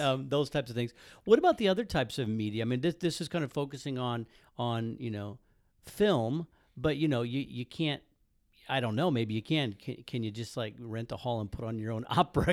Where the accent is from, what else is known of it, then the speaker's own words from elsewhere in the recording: Midwest, United States; I grew up in the Midwest, Southern Baptist